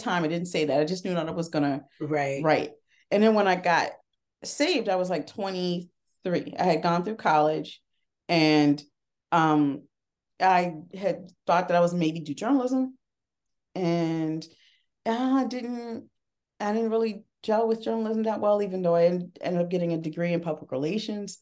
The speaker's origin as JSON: {"language": "English", "town": "Harrisburg", "region": "Pennsylvania", "country": "United States", "tie": "born or raised there", "moved": "yes", "lives_now": "Philadelphia, United States", "said": "I am originally from Harrisburg, Pennsylvania, but I moved to Philadelphia"}